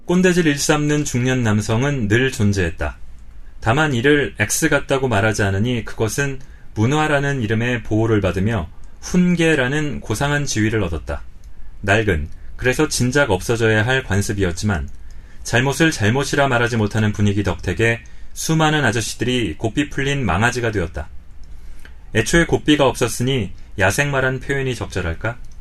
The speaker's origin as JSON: {"language": "Korean", "country": "South Korea", "said": "저는 남자로 어, 쭉 한국에서 살고 있는데 저도 한국 남자라는 정체성을 벗어날 수는 없습니다만"}